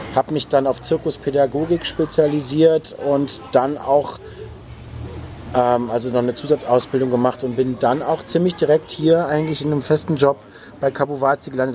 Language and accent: German; Neuwied, Rhineland-Palatinate, Germany; also born or lived in Bonn; now in Berlin, Germany; komme aus dem Rheinland, da bin ich geboren, in, in, in Bonn geboren und in Neuwied, Rheinland-Pfalz aufgewachsen